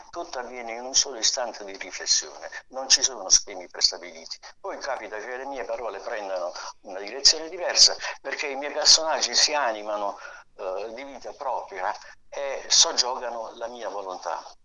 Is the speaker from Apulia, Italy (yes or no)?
yes; Taranto, Apulia, Italy; now in Milan, Italy; sono nato a Taranto.